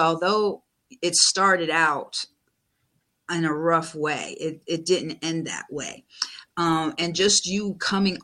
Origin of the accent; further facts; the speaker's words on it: Buffalo, New York, United States; moved away; I grew up my younger years in Buffalo